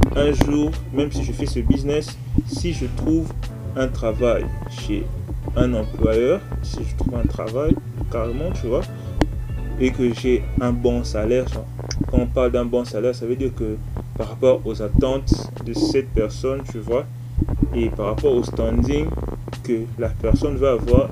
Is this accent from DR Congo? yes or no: yes; DR Congo; chez moi en RDC